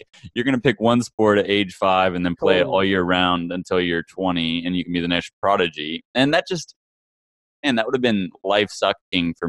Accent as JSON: {"language": "English", "town": "Hutchinson", "region": "Kansas", "country": "United States", "tie": "born or raised there", "moved": "yes", "lives_now": "Los Angeles, United States", "said": "I grew up in Hutchinson, Kansas, the original, the true H-town."}